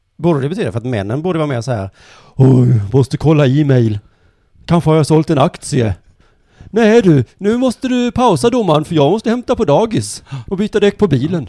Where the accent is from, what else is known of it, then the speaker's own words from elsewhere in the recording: Skåne, Sweden; vi skåningar